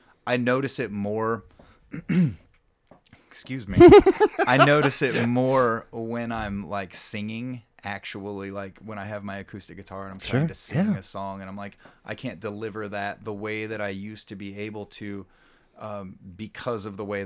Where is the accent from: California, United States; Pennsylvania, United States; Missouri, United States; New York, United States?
Missouri, United States; Kansas City; We're four dudes from Kansas City that like to play rock and roll.